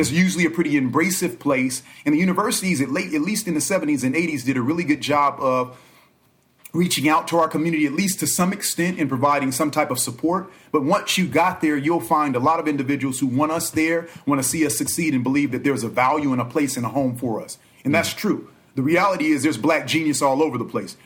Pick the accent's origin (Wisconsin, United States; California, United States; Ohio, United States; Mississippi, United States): California, United States; Los Angeles; also born or lived in Inglewood / Inland Empire; reared by both Los Angeles and the IE